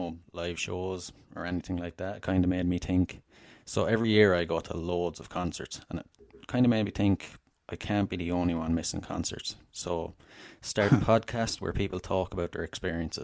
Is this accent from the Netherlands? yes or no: no; Wexford, Leinster, Ireland; I'm Irish. I'm from Southern Ireland, a place called Wexford originally